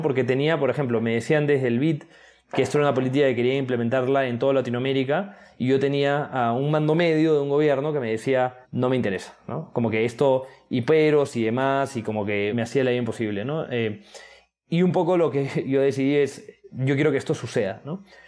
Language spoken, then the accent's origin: Spanish; Lima, Peru; moved away as an adult; also born or lived in United States / England; soy de Lima